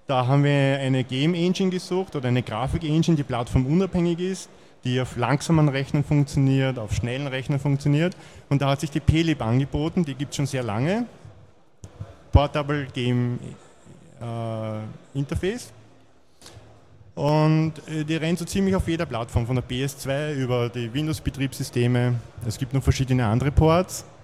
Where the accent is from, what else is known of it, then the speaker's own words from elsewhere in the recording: Vienna, Austria; Ich komme aus Wien.